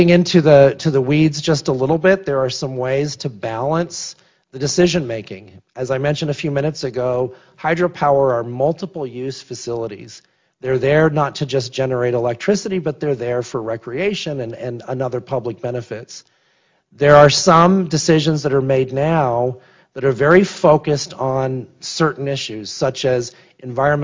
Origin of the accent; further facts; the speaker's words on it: the West, United States; I'm from the West, irrigation canals in the West